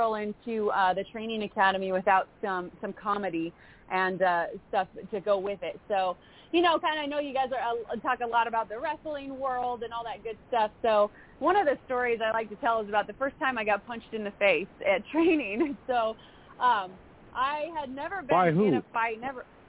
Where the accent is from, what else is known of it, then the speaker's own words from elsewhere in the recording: Southern California high desert, United States; I grew up in Southern California, but in the desert, kind of that patch of desert between L.A. and Vegas